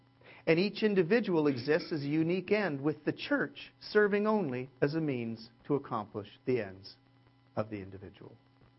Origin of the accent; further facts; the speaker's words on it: California, United States; I'm a little cynical, but folks, I'm from Southern California, where we have perfected selfishness.